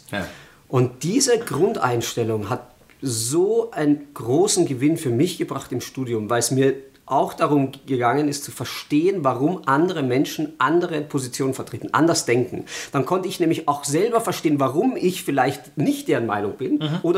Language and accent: German; Austria; now in Germany; Ich bin ja Österreicher, also es